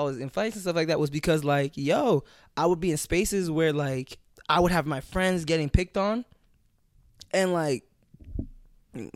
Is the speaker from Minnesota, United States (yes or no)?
no; Newark, New Jersey, United States; born and raised in Newark, New Jersey. Feel me? I'm Ghanaian.